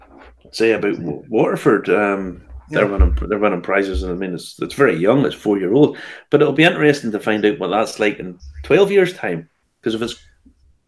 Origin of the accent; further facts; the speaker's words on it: Ballymena, Northern Ireland, United Kingdom; So, my hometown, by the way, Bal